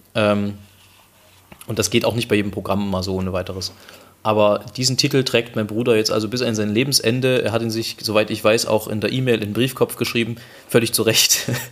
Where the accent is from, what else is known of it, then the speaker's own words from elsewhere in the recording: Germany; wir kommen aus Deutschland